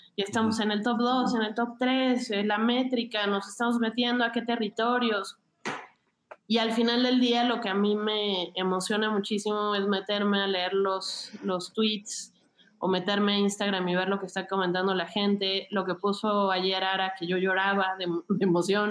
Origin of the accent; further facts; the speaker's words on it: Mexico City, Mexico; crecí muy cerca de Xochimilco